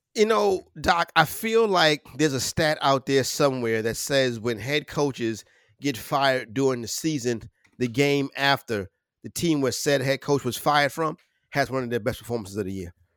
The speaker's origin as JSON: {"language": "English", "region": "New York", "country": "United States", "said": "me being a New Yorker"}